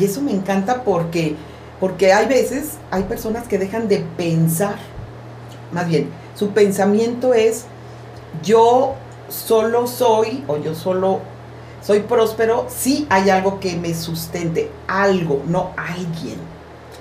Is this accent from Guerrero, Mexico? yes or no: no; Veracruz, Mexico; moved away; yo soy de Veracruz